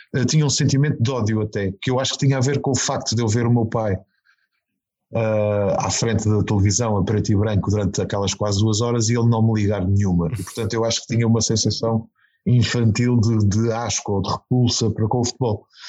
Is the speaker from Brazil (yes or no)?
no; Azores, Portugal; eu sou soriano